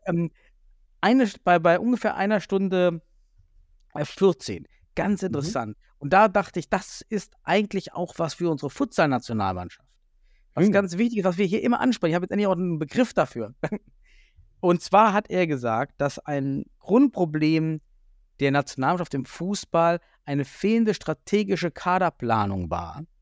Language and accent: German; the East, eastern Germany, Germany; now in Düsseldorf, Germany; ich komme ja aus dem Osten